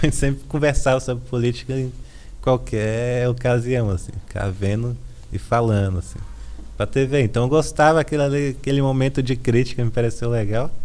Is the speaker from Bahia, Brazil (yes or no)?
no; Valparaíso de Goiás, Brazil; moved away as an adult; also born or lived in Brasília; now in São Paulo, Brazil; Sim, cresci lá, assim, na real não é Brasília, né? Eu sempre gosto de destacar isso. É ao paraíso de Goiás.